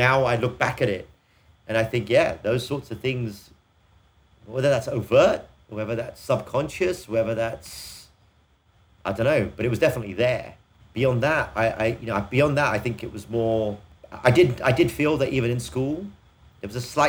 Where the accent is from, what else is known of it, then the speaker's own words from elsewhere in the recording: England, United Kingdom; We grew up a time in England when this idea of equality of opportunity was something that was quite real